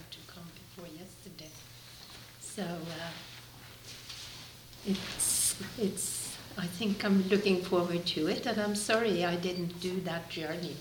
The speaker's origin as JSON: {"language": "English", "country": "Norway", "tie": "born or raised there", "moved": "yes", "lives_now": "Canada", "said": "I grew up in Norway, so I didn't grow up here. But since I live in Canada"}